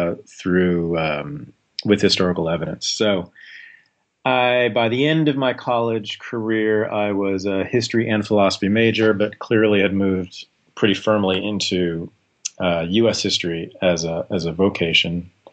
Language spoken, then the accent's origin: English; Berkeley, California, United States; I was born in Berkeley, California, grew up there in the 70s and 80s.